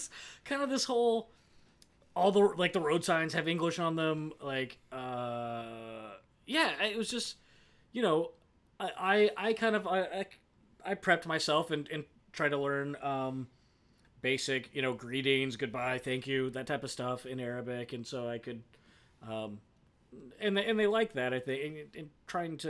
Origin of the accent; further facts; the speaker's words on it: Kansas, United States; coming from Kansas